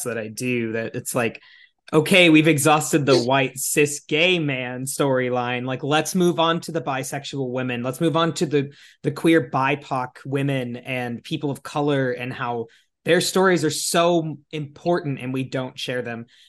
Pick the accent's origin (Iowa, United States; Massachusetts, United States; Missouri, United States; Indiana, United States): Iowa, United States; my home state of Iowa